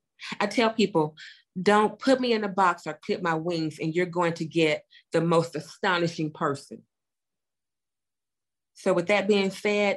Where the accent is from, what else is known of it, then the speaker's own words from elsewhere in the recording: Chattanooga, Tennessee, United States; I go to Chattanooga to do that. Like you stated, I love to give back to my hometown.